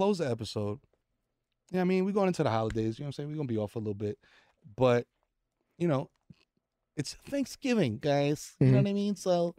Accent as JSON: {"language": "English", "town": "New York City", "region": "New York", "country": "United States", "said": "I'm a Dominican from the Bronx"}